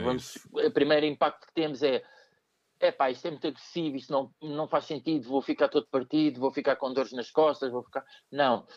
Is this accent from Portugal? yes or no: yes; Queluz, Lisbon, Portugal; also born or lived in Amadora; vivi em Queluz, uh, vivi na Amadora, nasci na, em, na Amadora, uhum. mas depois passei a viver em Queluz